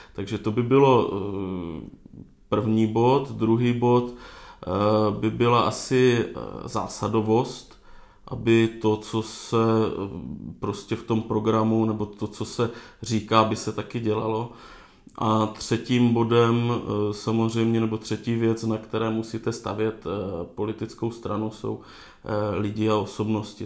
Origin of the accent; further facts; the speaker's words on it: Moravia, Czechia; jsem z Moravia, z venkova